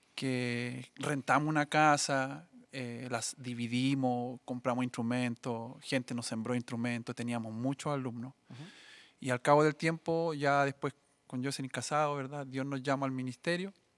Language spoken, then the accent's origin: Spanish; Coronel, Biobío, Chile; moved away as an adult; also born or lived in Saltillo, Mexico; nací en Coronel